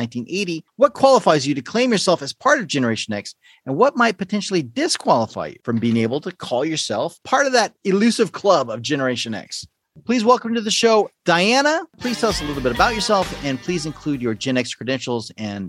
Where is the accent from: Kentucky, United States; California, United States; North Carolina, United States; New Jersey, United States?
California, United States; Southern; growing up in Southern California.